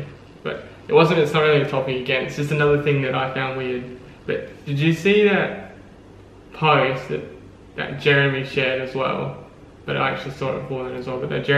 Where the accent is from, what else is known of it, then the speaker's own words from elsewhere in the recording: Australia; Australia is of course real. I know this because I'm Australian.